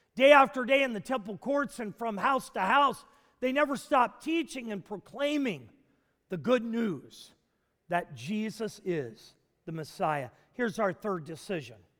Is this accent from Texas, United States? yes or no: no; Nashville, Tennessee, United States; Nashville, Tennessee. Actually, my hometown growing up